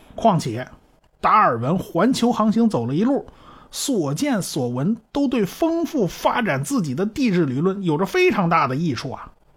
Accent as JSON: {"language": "Chinese", "country": "China", "said": "我们中国人"}